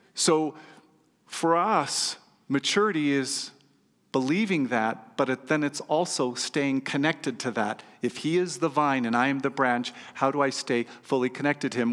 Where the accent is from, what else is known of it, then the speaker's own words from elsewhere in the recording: California, United States; moved away as an adult; now in Nevada, United States; I was from California